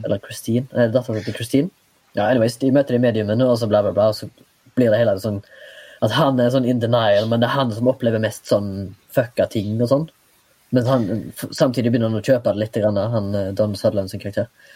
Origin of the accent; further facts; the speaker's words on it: Haugesund, Rogaland, Norway; now in Oslo, Norway; da jeg var hjemme i Haugesund sist